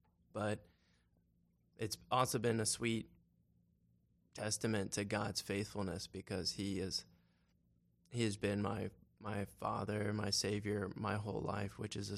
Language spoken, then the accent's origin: English; Marietta, Georgia, United States; Yeah, I was born and raised in Marietta, Georgia, just north of Atlanta, and grew up in the PCA.